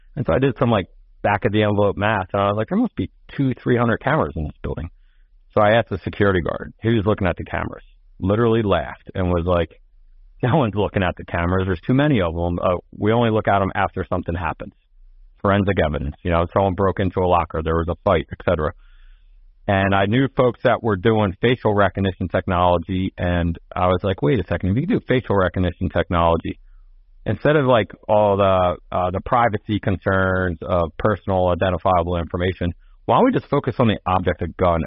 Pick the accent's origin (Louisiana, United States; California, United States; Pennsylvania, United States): Pennsylvania, United States; Philadelphia; moved away as an adult; it's also in Philadelphia, my hometown, where I grew up